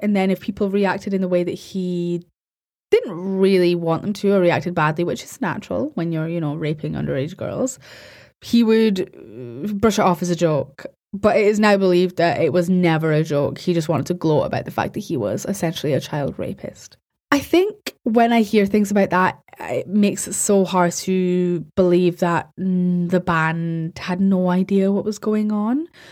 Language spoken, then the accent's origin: English; Scotland, United Kingdom; I'm Scottish and I pronounce my R's